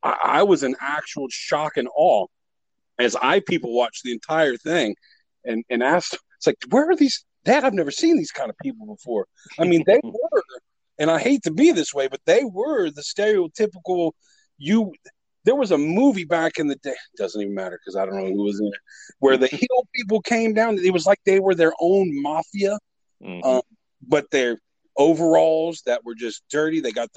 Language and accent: English; Joplin, Missouri, United States; I was born in Joplin, Missouri. I lived in Missouri.